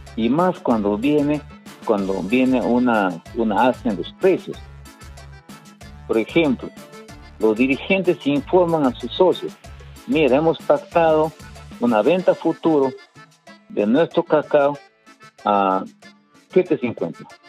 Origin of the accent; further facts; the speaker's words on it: Tarapoto, San Martín, Peru; yo soy de, yo soy de, San Martín, soy de Tarapoto